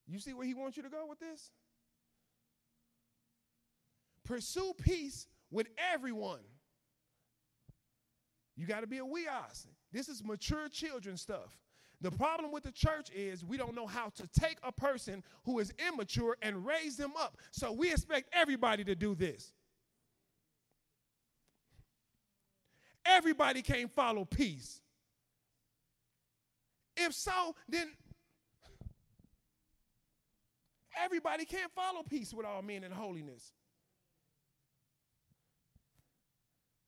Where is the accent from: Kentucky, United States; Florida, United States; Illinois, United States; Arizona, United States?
Illinois, United States; Chicago; I was from Chicago